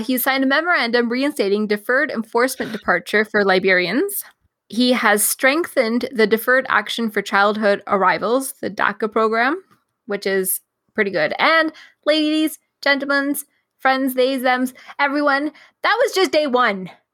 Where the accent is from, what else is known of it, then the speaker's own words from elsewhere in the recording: Canada; as a Canadian